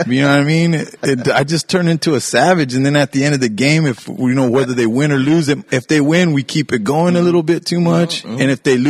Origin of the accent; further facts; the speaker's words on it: New Mexico, United States; now in Kansas City, United States; I'm from New Mexico.